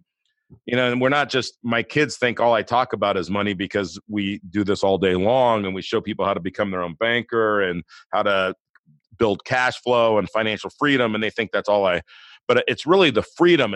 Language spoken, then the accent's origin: English; Inglewood, California, United States; moved away; also born or lived in Missouri / Colorado / South Dakota / Florida; when you grow up in Inglewood